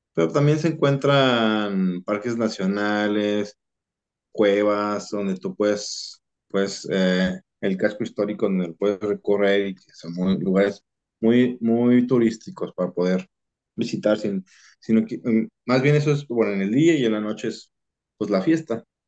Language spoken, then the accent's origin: Spanish; Mexico; los mexicanos nos quedamos atrás